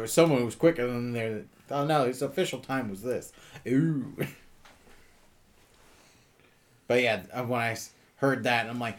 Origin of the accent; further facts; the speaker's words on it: the South, United States; I ain't no Yankee. I'm from the South.